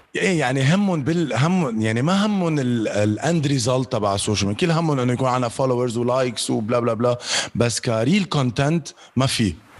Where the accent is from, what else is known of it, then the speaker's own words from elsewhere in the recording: Lebanon; also born or lived in Dubai; عندنا بلبنان